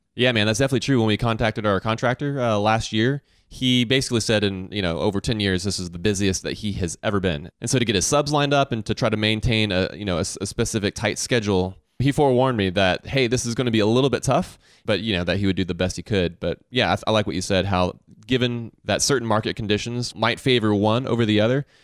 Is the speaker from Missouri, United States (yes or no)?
no; Augusta, Georgia, United States; growing up in Augusta, Georgia